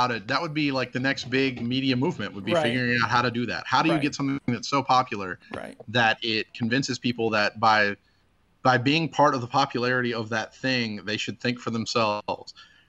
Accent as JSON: {"language": "English", "country": "United States", "said": "As an American"}